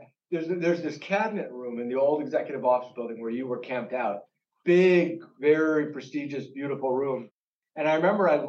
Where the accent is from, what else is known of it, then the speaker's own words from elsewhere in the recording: Akron, Ohio, United States; You know, in Akron, it was a pretty typical suburb in America, but we had a very rich community of Indian immigrants.